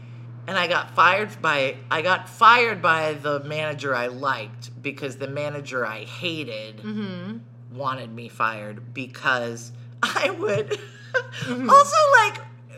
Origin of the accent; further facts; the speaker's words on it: Arkansas, United States; moved away as an adult; now in New York, United States; I'm from Arkansas, so I talked to strangers.